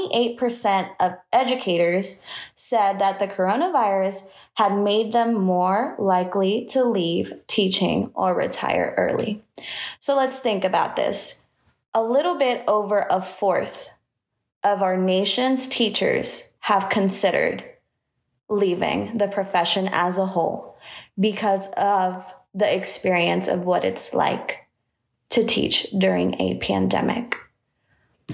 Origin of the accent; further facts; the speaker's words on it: Matamoros, Tamaulipas, Mexico; now in Indianapolis, United States; I was born in Matamoros, Mexico